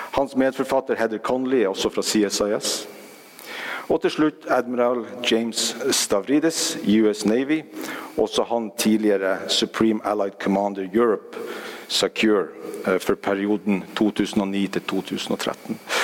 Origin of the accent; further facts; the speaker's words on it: Norway; Som nordmenn